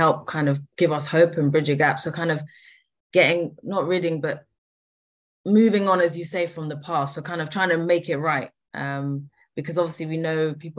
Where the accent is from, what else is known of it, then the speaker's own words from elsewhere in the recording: Kenya; moved away; I was born in Kenya too